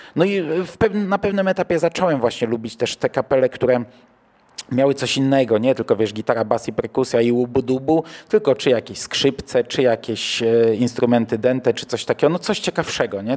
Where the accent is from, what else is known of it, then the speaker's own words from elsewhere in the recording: Toruń Voivodeship, Kuyavian-Pomeranian Voivodeship, Poland; now in Bydgoszcz, Poland; wychowałem się w e, województwie, które było toruńskie, a nie kujawsko-pomorskie